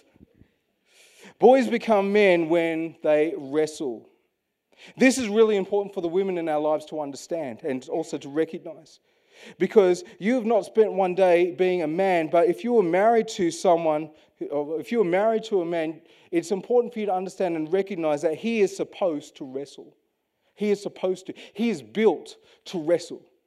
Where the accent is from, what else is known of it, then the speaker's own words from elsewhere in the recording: Western Australia, Australia; as an Australian, born and bred in Western Australia